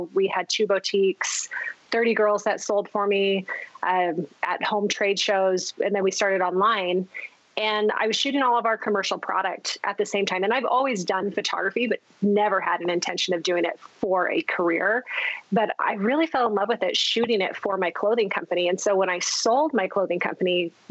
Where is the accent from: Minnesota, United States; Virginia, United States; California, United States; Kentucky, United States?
California, United States; also born or lived in southeastern Idaho; now in Idaho, United States; I grew up in California, married an Idaho boy. He refuses to leave. So we are in southeastern Idaho